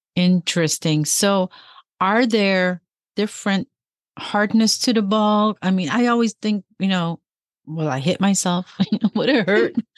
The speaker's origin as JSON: {"language": "English", "town": "Chicago", "region": "Illinois", "country": "United States", "tie": "born or raised there", "also_born_or_lived": "Peoria, Illinois", "moved": "yes", "said": "I grew up in Chicago, so I'm from Illinois"}